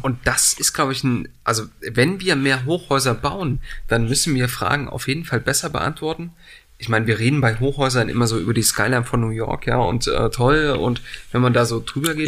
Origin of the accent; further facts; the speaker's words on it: East Germany, Germany; als Ostdeutscher